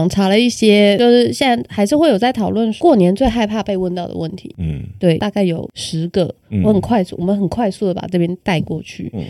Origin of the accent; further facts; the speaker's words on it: Taipei, Taiwan; 我们家是台北人